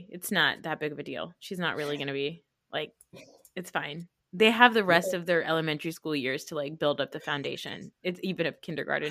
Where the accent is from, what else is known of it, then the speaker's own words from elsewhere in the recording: New Jersey, United States; accent: New Jersey; I feel like also when I talk about Real Housewives of New Jersey, my Jersey accent really comes out.